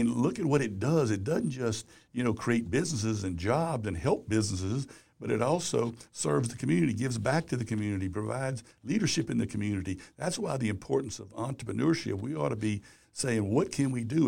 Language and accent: English; Baton Rouge, Louisiana, United States; Baton Rouge. It's my hometown, Louisiana